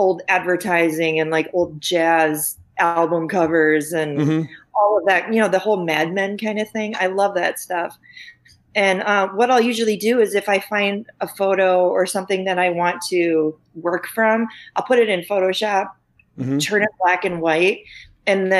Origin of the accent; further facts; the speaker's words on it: Mankato, Minnesota, United States; moved away as an adult; now in Minneapolis, United States; Mankato's about hour and a half southwest of Minneapolis. So I was there. It's actually my hometown